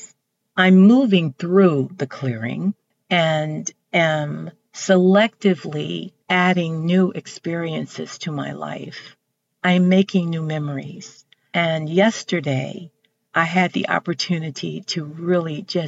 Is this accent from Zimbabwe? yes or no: no; Texas, United States; I'm from Texas. I'm from the South